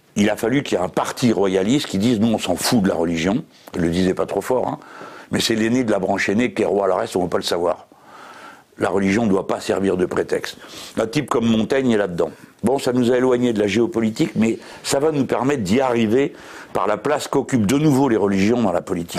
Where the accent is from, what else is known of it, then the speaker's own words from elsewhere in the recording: France; on est français